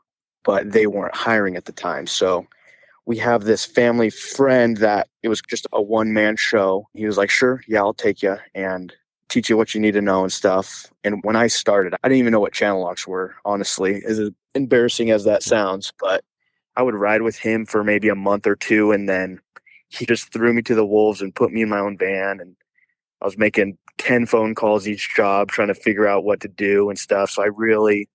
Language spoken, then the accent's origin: English; Queen Creek, Arizona, United States; I'm from the Queen Creek area